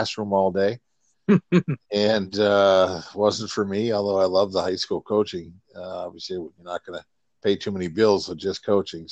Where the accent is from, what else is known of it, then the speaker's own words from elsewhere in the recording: near Iron River, Michigan, United States; I got a high school job back in my hometown area near Iron River, Michigan. I grew up about 45 minutes from Iron Mountain, Michigan